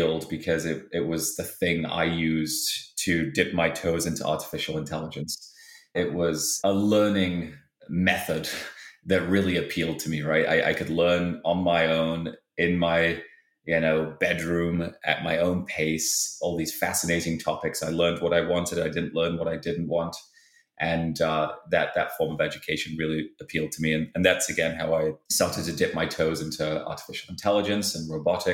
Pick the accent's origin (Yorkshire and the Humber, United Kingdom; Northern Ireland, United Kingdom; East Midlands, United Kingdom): Yorkshire and the Humber, United Kingdom; Halifax; moved away; I grew up in a town in England called Halifax.